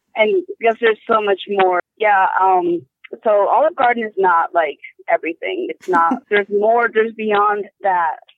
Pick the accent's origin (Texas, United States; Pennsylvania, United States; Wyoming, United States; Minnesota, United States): Wyoming, United States; moved away; I was growing up in Wyoming.